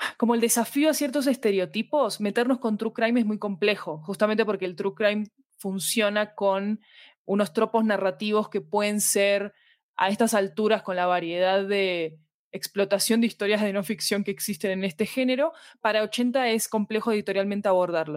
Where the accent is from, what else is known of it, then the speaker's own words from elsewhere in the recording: Argentina; moved away as an adult; now in Colombia; soy argentina, vivo en Colombia desde hace 10 años